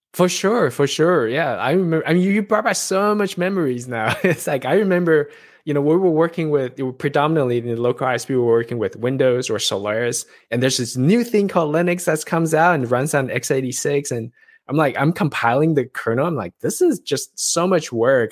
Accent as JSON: {"language": "English", "country": "Taiwan", "said": "I'm from Taiwan"}